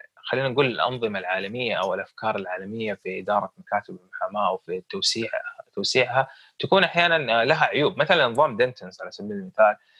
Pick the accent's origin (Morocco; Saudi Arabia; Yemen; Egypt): Saudi Arabia